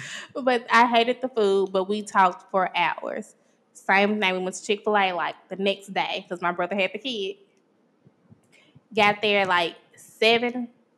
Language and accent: English; Brownsville, Tennessee, United States; I'm from Brownsville.